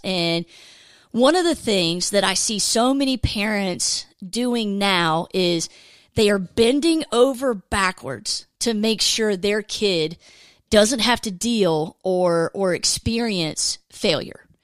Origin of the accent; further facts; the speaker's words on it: Georgia, United States; I grew up in Georgia